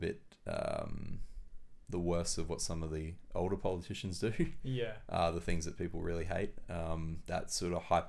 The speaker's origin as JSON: {"language": "English", "town": "Ipswich", "region": "Queensland", "country": "Australia", "tie": "born or raised there", "lives_now": "Gold Coast, Australia", "said": "I grew up in Ipswich, which is a great city west of Brisbane, about an hour west of where we are."}